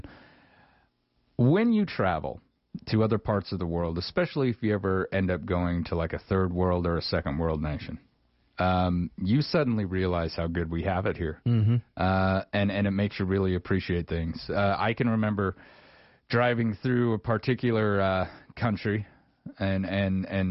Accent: Wyoming, United States; growing up in Wyoming

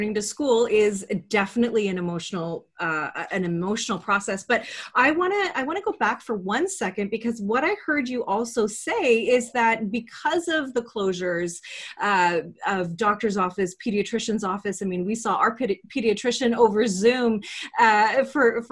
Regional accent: Canada; I'm Canadian, so I live in Canada

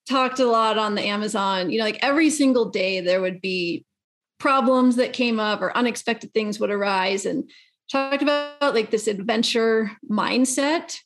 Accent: Colorado, United States; I'm from Colorado

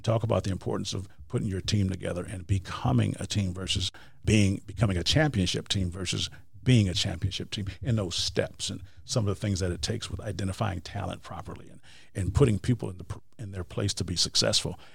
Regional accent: Wisconsin, United States; moved away; I am from Wisconsin

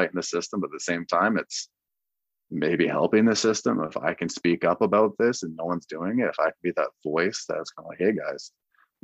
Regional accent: Vancouver, British Columbia, Canada; also born or lived in Midland, Texas / Iowa / Shreveport, Louisiana; I'm a Canadian kid. I'm up in Vancouver, like a tall white boy from Canada

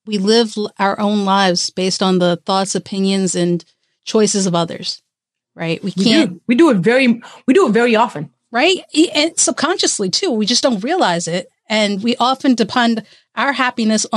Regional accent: India; as an Indian

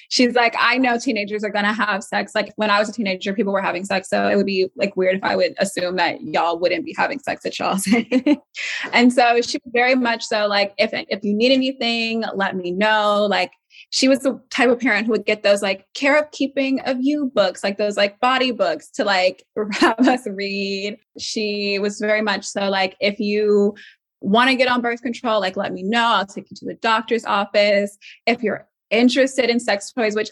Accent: Atlanta, Georgia, United States; I'm from Atlanta, Georgia.

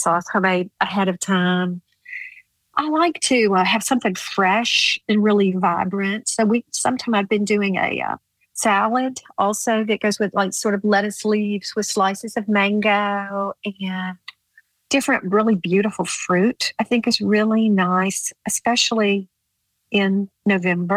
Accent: the South, United States; growing up in the South

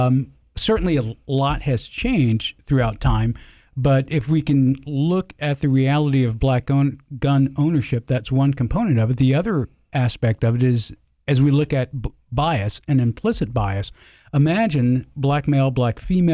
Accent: Georgia, United States; accent: Southern; I'm originally from the South. Used to have a deep Southern accent.

